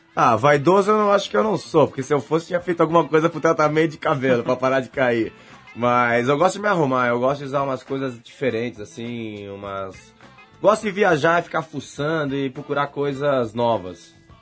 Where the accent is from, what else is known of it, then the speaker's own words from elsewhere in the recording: Brazil; moved away as an adult; now in United States; continuei representando o Brasil, que é o país onde eu nasci